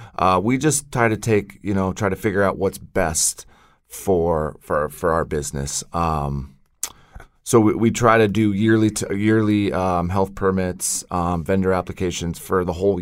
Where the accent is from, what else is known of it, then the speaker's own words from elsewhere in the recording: Colorado, United States; I grew up in Colorado, bounced around there for some time, went out to Seattle and Pacific Northwest